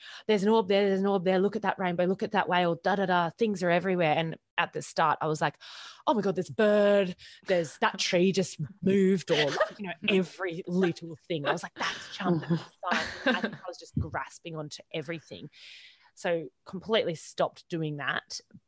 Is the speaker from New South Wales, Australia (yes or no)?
no; Queensland, Australia; also born or lived in Sydney; I was driving from Sydney up to Queensland back home